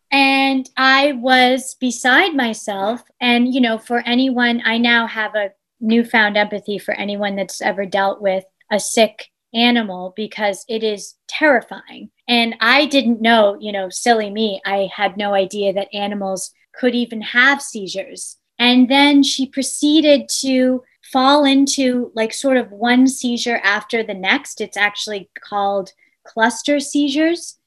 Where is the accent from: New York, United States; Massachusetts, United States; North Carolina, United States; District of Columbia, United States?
New York, United States; East Hampton; in my childhood home of Further Lane, growing up in East Hampton